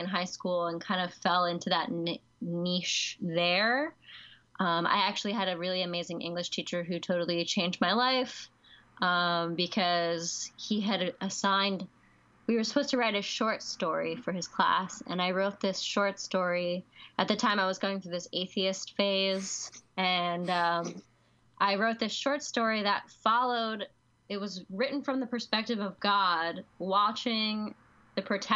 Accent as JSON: {"language": "English", "town": "Catonsville", "region": "Maryland", "country": "United States", "tie": "born or raised there", "said": "I am from Baltimore, the Baltimore area. I grew up in like Arbutus, Catonsville area"}